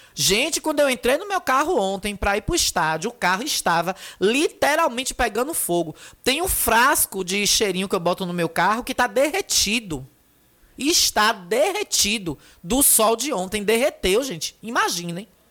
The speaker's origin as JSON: {"language": "Portuguese", "town": "Feira de Santana", "region": "Bahia", "country": "Brazil", "tie": "born or raised there", "lives_now": "Riachão do Jacuípe, Brazil", "said": "na minha certidão de nascimento eu nasci em Feira de Santana"}